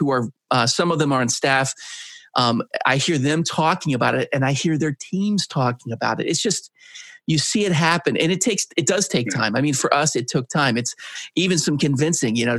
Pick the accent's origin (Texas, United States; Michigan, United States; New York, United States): Michigan, United States; Grand Rapids; my hometown, Grand Rapids, Michigan